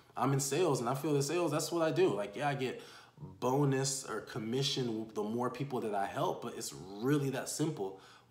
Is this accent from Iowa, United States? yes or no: no; San Diego, California, United States; also born or lived in Houston, Texas / Panama; Born and raised in San Diego